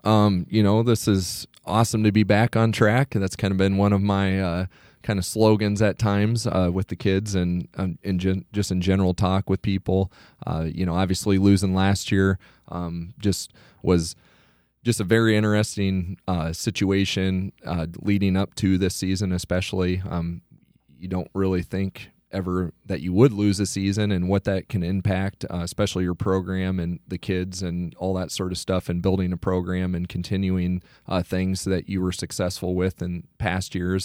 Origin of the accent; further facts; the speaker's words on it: Iowa Falls, Iowa, United States; also born or lived in Garden City, Kansas; I'm originally from Iowa Falls, uh, graduated in two thousand four, um, grew up in Hardin County